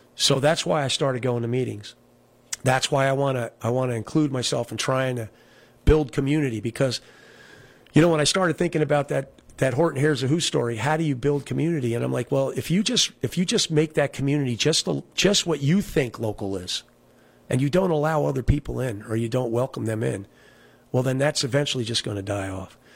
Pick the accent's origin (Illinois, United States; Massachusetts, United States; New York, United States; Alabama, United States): New York, United States; Olive Bridge; also born or lived in Kingston, New York / Town of Rochester, New York; Olive Bridge, where I grew up.